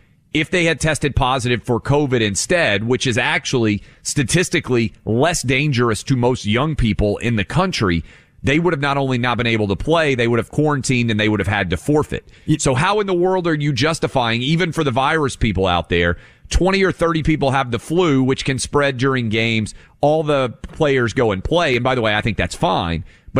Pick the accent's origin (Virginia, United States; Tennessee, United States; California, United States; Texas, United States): Tennessee, United States; My home state of Tennessee, where I am licensed to practice law, Sixth Circuit.